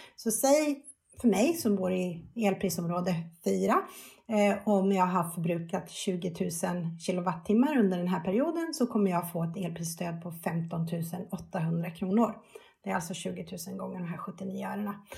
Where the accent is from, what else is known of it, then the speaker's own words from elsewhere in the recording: Sweden; vi svenskar